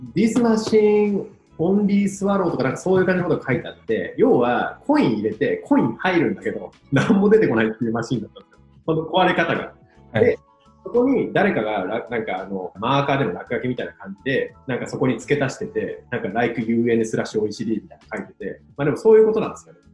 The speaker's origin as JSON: {"language": "Japanese", "region": "Iwate", "country": "Japan", "tie": "born or raised there", "moved": "yes", "said": "岩手県の沿岸にある人口4000人ぐらいの村の出身で"}